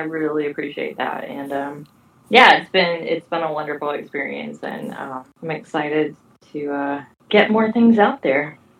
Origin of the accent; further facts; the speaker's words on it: Northwest Arkansas, United States; my hometown provides me such great material. It's just Northwest Arkansas weirdness.